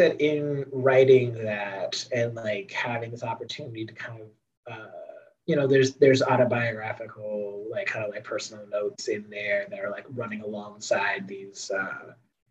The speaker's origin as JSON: {"language": "English", "town": "Chicago", "region": "Illinois", "country": "United States", "said": "I'm from Chicago"}